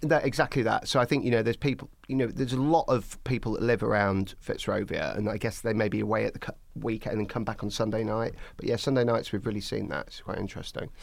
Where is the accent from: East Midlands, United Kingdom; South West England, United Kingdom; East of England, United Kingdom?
East Midlands, United Kingdom; Skegness; moved away; I'm originally from Skegness in Lincolnshire